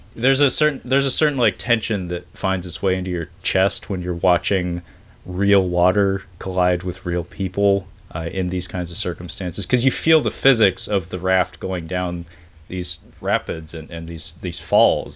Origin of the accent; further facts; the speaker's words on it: Pacific Northwest, United States; my region, growing up in the Pacific Northwest